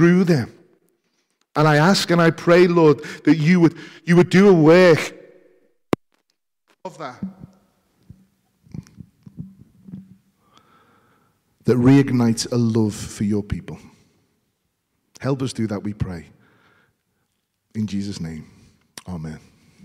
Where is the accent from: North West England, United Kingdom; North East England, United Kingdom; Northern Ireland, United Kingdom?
North West England, United Kingdom; Liverpool; part of the People's Republic of Liverpool because we are Scouse before we are English